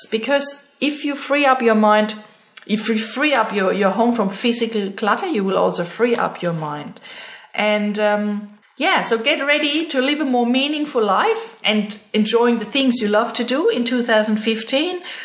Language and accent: English; Germany; moved away as an adult; now in Australia; my German passport